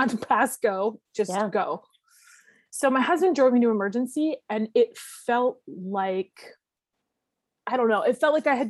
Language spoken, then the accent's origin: English; the Maritimes, Canada; now in Hamilton, Canada; I'm from the Maritimes. My sisters are my best friends. I miss the Maritimes. I haven't been home since COVID.